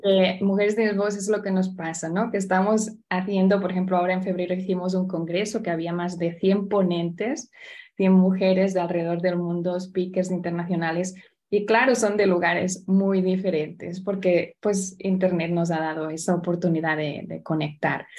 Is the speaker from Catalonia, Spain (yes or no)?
yes; Barcelona, Catalonia, Spain; also born or lived in Florida / South Carolina; now in Indianapolis, United States; nací al otro lado del charco, vengo de Barcelona